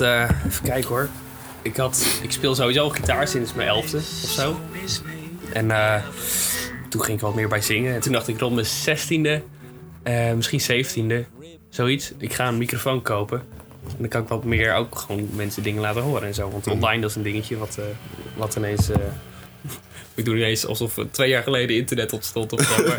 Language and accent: Dutch; Swifterbant, Flevoland, Netherlands; now in Groningen, Netherlands; Ik kom uit Sifterband